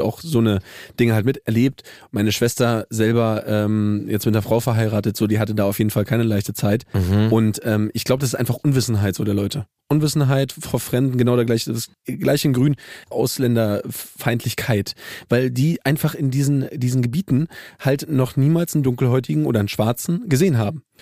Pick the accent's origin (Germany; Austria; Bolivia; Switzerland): Germany; Saxony; ich bin ja in Sachsen groß geworden